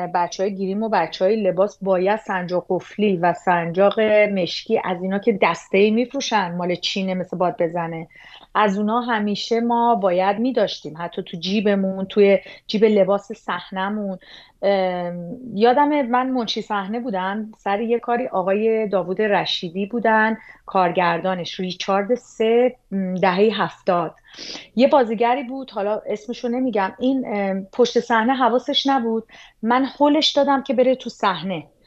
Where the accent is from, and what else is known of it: Iran; moved away as an adult